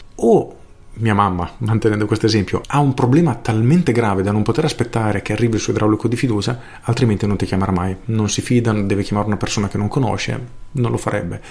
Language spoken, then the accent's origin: Italian; Rimini, Emilia-Romagna, Italy; io sono di Rimini